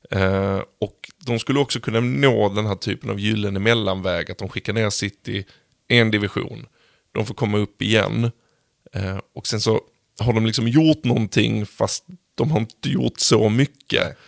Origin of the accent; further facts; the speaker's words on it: Sweden; som svensk